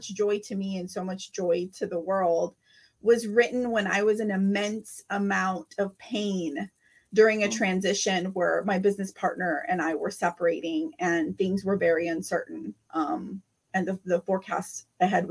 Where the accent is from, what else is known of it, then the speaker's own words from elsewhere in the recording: Rio Grande Valley, South Texas, United States; I am here from the Rio Grande Valley. I'm here from South Texas, just like you